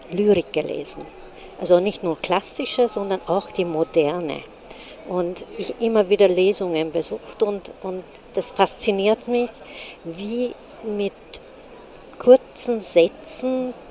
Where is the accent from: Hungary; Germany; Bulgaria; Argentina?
Hungary; German is a second language; now in Austria; Ich komme aus Ungarn.